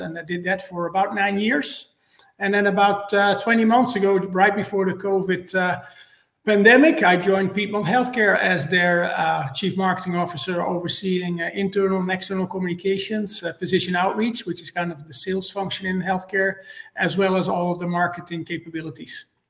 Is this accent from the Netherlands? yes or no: yes; Netherlands; moved away as an adult; also born or lived in Cincinnati, United States / Atlanta, Georgia, United States; now in Georgia, United States; I'm originally from the Netherlands. That explains my uh, my name and my accent